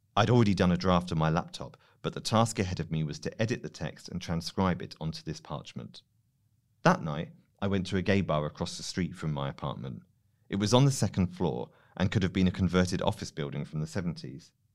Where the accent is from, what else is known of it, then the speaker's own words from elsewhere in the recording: United Kingdom; I'm British